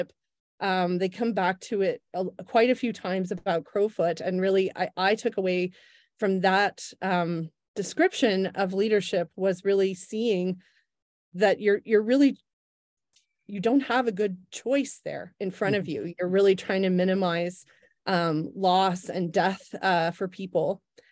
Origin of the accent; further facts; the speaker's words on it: Oklahoma, United States; moved away; I was growing up in Oklahoma